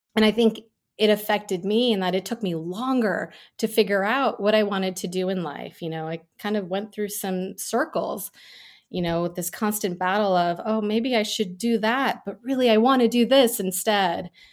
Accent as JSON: {"language": "English", "region": "New York City suburbs", "country": "United States", "tie": "born or raised there", "first_language": "Gujarati", "said": "I was born in New York City and we moved to the suburbs when I was a baby."}